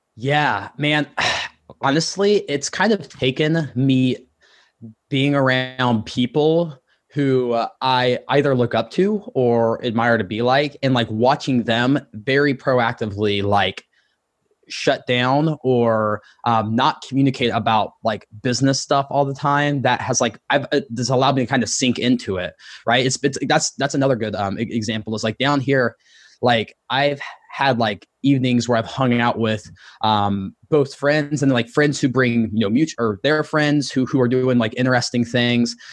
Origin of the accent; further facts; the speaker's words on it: Ohio, United States; moved away as an adult; also born or lived in Columbus, Ohio; now in Austin, United States; I grew up in Ohio